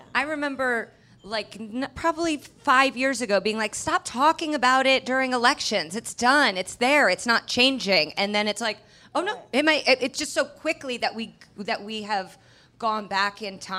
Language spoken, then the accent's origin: English; Indiana, United States; I'm from Indiana